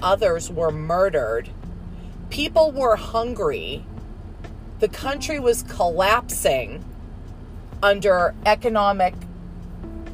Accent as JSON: {"language": "English", "country": "United States", "tie": "born or raised there", "said": "I was born in America."}